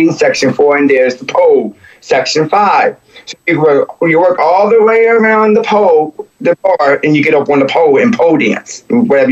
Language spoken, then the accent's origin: English; Baltimore, Maryland, United States; born or raised there; also born or lived in Glen Burnie, Maryland / Brooklyn Park, Maryland